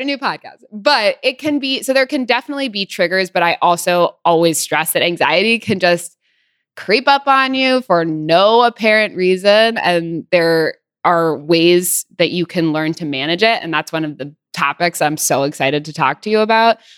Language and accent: English; Santa Barbara, California, United States; also born or lived in Los Angeles; I am from Santa Barbara. Well, I lived in L A until I was eight, and then we moved to Santa Barbara